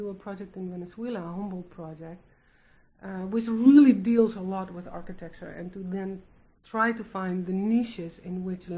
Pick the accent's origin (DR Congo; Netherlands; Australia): Netherlands; English is a second language; now in United States; I'm from the Netherlands